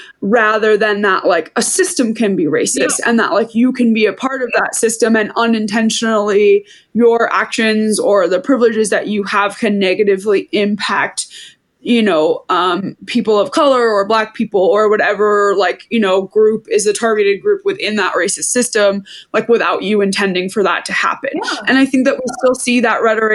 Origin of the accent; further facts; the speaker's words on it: Maine, United States; we grew up in Maine